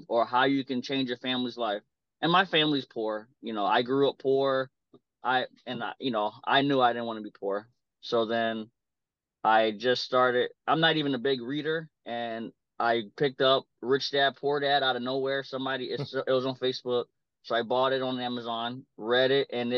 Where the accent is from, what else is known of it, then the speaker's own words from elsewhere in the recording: South Carolina, United States; moved away as an adult; now in Iowa, United States; I'm actually from South Carolina, and I moved to Iowa for just a change of life and for college.